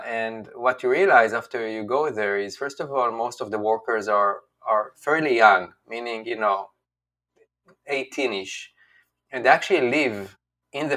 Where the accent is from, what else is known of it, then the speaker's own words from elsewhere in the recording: Israel; moved away as an adult; also born or lived in China; now in United States; I'm from Israel. So when I was growing up as a kid, Israel was about like 6 million people.